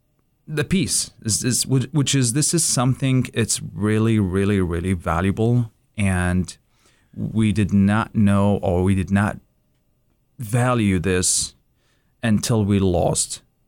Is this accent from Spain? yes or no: no; Baghdad, Baghdad Governorate, Iraq; born there; English is a second language; I was born in Baghdad in Zayouna. This is one of the places that a lot of engineers, officers, doctors, live there.